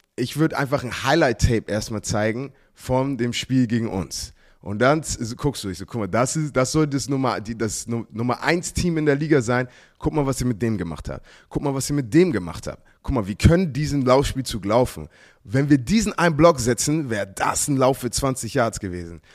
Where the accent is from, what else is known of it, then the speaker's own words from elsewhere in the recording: United States; now in Germany; ich mit Football aufgewachsen bin in Amerika